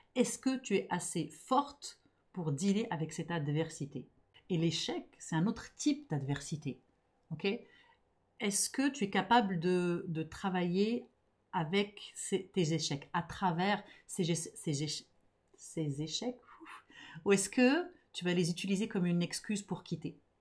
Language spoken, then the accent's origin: French; Montreal, Quebec, Canada; je suis montréalaise, donc je suis franglophone